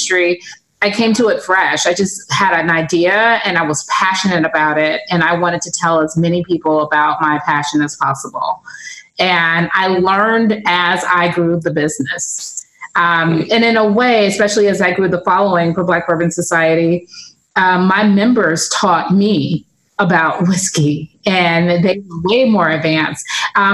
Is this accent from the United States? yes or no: yes; Los Angeles, California, United States; I'm from LA, but I'm from like the Black part